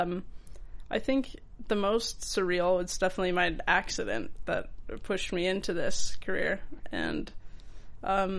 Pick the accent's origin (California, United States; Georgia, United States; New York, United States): California, United States; Los Angeles; I grew up, like, my childhood home, I guess, what the time I the most spent of my childhood is in Tarzana